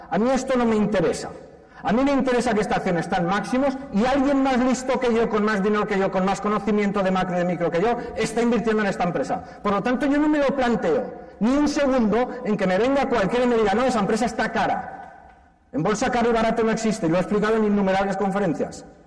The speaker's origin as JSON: {"language": "Spanish", "town": "Valencia", "region": "Valencian Community", "country": "Spain", "said": "Y yo soy valenciano."}